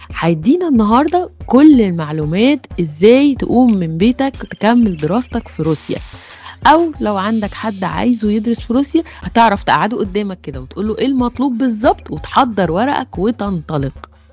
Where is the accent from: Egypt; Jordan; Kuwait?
Egypt; بالنسبه لينا كمصريين